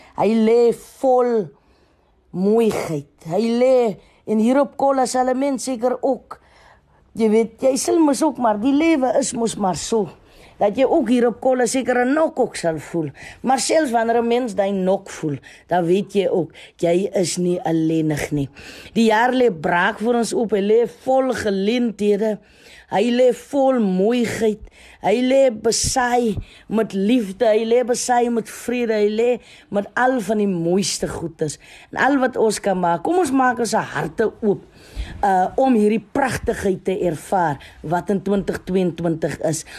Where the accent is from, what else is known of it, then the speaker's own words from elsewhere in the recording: South Africa; ons as Suid-Afrikaners